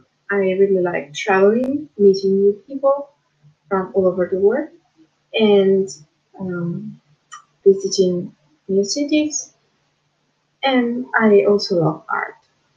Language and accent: English; Italy; English is a second language; I'm 24, I'm from Italy